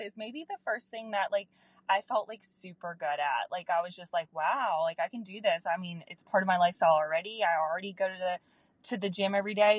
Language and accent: English; Anderson, South Carolina, United States; So I am from a small town in Anderson, South Carolina. So I'm a Southern girl.